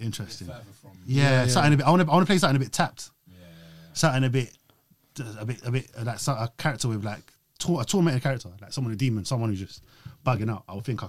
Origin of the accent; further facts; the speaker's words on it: Australia; Like, I'm Australian, that's a shit accent, but you speak from your belly.